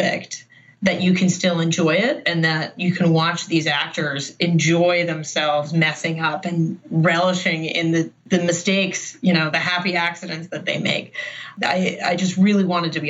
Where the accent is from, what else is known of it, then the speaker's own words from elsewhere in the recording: Baltimore, Maryland, United States; I grew up in Baltimore